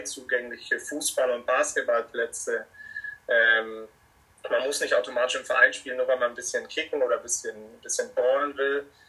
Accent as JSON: {"language": "German", "town": "Munich", "region": "Bavaria", "country": "Germany", "said": "ich bin ja aus München und wohne in München"}